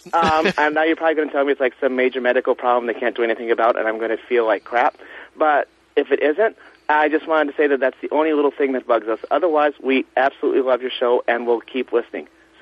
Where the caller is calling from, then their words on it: Massachusetts, United States; I'm calling from Massachusetts.